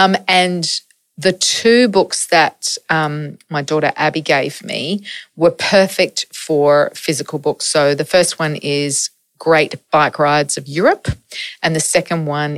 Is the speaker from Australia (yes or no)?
yes; Adelaide, South Australia, Australia; now in Melbourne, Australia; Adelaide's my hometown. Melbourne is my adopted town.